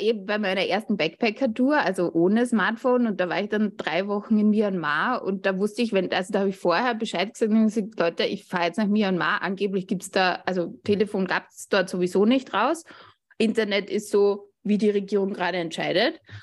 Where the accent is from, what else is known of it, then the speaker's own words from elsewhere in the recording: Austria; Ich komme, wie man hört, aus Österreich